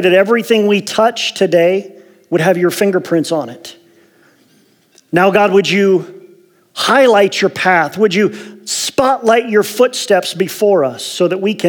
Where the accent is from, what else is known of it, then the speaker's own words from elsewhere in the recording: Ohio, United States; moved away as an adult; also born or lived in Las Vegas; now in Medford, United States; I was born and raised in Ohio, O-H.